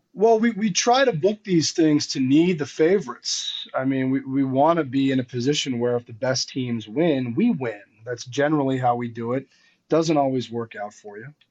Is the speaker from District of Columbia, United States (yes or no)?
yes; Washington, District of Columbia, United States; where the Wizards played, in my hometown.